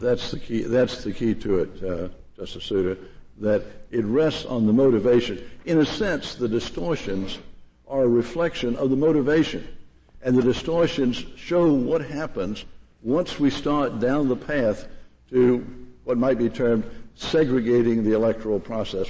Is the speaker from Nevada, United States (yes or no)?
no; Durham, North Carolina, United States; Durham, my hometown